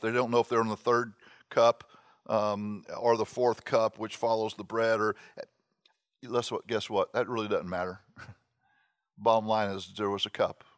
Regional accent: Miami, Florida, United States; I grew up in Miami

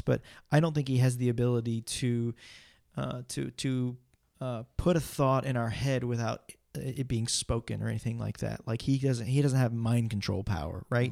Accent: United States; I'm an American

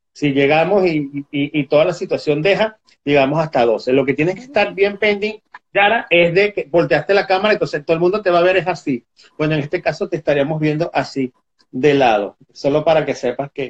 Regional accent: Venezuela; yo soy extranjero, y soy venezolano y yo no me meto mucho en esos temas. Ya tuve bastante con, con mi país.

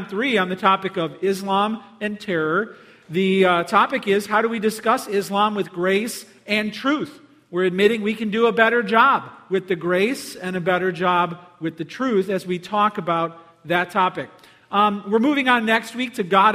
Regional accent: Palos Hills, Illinois, United States; I grew up in Palos Hills

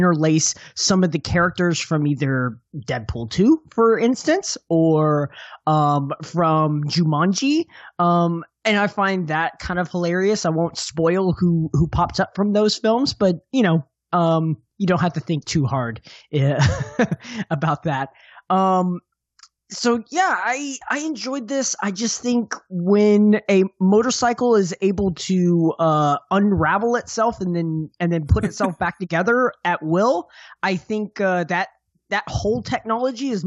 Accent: Dallas, Texas, United States; I'm from Dallas

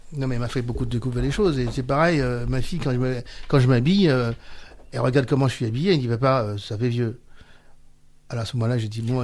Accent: Villepinte, Île-de-France, France; Chez nous, à Villepinte

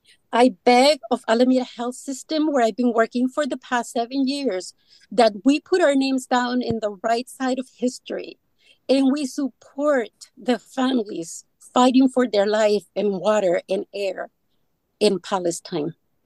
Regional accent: Guatemala; now in United States; I was born in Guatemala

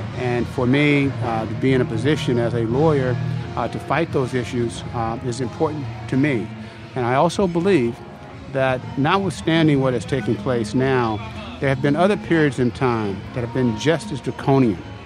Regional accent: Vallejo, California, United States; I'm uh, from a working class family in Vallejo

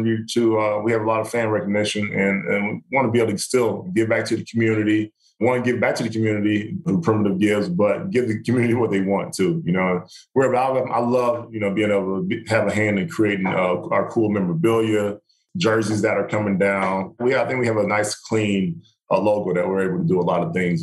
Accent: the South, United States; moved away; I grew up in the South.

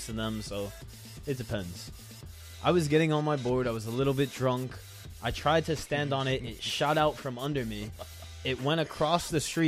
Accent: New York, United States; I'm from New York

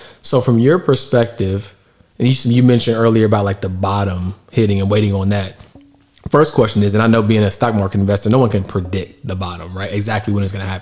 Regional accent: Charlotte, North Carolina, United States; Moved back to Charlotte, and I'm from Charlotte. And so at the time, like, Charlotte was starting to already look a lot different than it did when I was a kid.

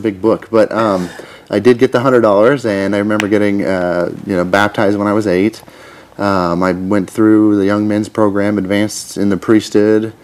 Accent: Twin Falls, Idaho, United States; now in Kansas, United States; I grew up in Twin Falls

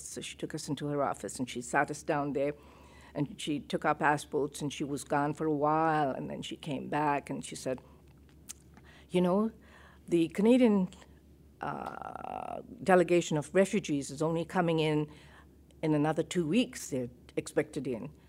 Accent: Kenya; moved away as an adult; also born or lived in Uganda; I'm a Kenyan citizen

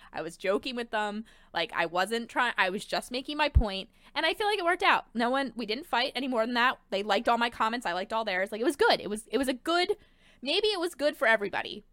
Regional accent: Delaware County, Pennsylvania, United States; now in Philadelphia, United States; I'm from Delco

